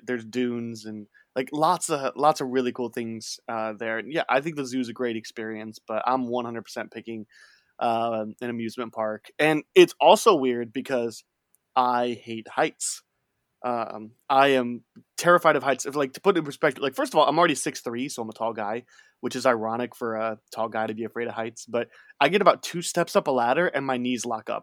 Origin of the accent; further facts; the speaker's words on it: Chicago, Illinois, United States; I grew up near Chicago